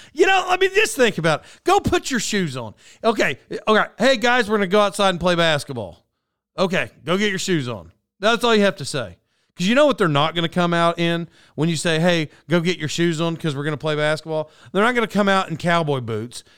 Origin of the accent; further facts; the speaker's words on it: Oklahoma, United States; moved away; I grew up in Oklahoma.